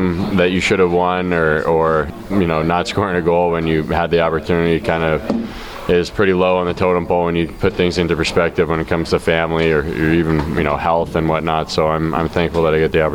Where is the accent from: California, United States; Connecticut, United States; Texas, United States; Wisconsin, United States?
Connecticut, United States; being from Connecticut